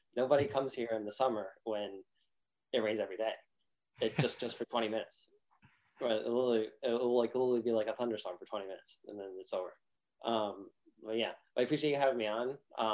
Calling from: Pompano Beach, Florida, United States; I'm coming in from South Florida, specifically Pompano Beach, pretty close to Miami

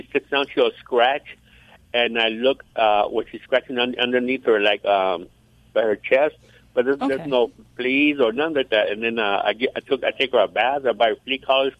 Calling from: California, United States

